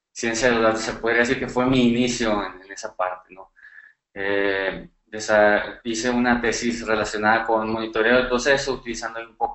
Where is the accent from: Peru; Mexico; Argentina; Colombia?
Mexico; northern Mexico; soy, bueno, como lo mencionamos anteriormente, soy de México, del norte del país.